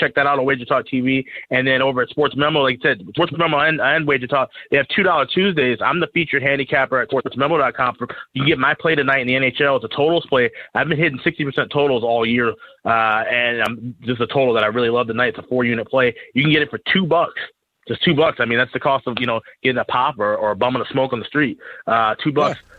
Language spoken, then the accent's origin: English; Chicago, Illinois, United States; now in Minnesota, United States; Growing up in Chicago, was you know went through the, the dead years with the Hawks and watched the Wolves, and now I live here in Minnesota